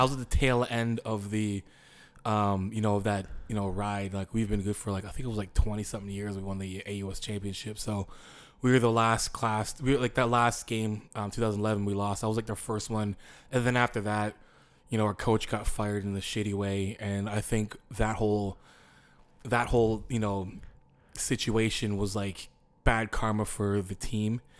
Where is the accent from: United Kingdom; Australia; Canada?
Canada; Windsor, Ontario; I'm from Windsor, Ontario.